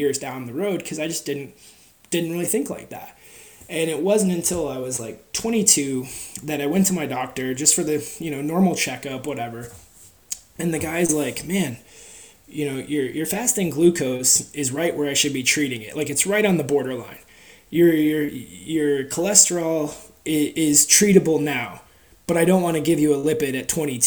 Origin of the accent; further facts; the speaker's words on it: Wisconsin, United States; also born or lived in Seattle, Washington; we moved to Wisconsin from Seattle, and Wisconsin is a very different philosophy on big people